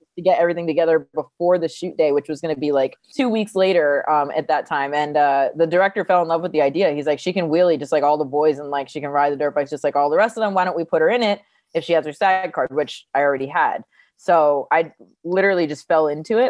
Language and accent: English; New Jersey, United States; moved away as an adult; also born or lived in California; I grew up in New Jersey, moved to California after high school